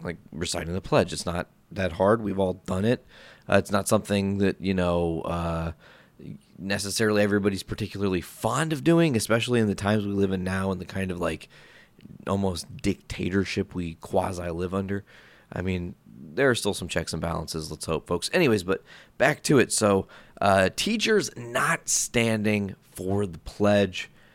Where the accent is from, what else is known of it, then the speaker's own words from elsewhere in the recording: Hoopeston, Illinois, United States; moved away as an adult; now in Northwest Indiana, United States; You guys probably know Hoopston, Illinois. Like, it's, it's my hometown